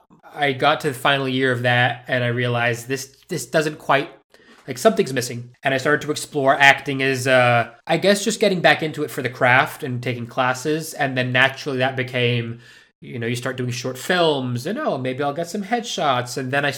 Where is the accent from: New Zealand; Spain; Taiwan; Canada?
Spain; Madrid, Community of Madrid; moved away as an adult; also born or lived in United Kingdom; I was born in the UK, so legally I'm British, but I left when I was like five, and moved to Madrid and grew up in Spain and pretty much lived there till I was almost 20.